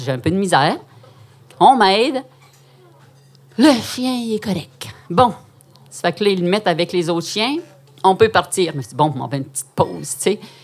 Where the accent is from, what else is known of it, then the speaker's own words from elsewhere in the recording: Quebec, Canada; also born or lived in Outaouais; une fille timide, québécoise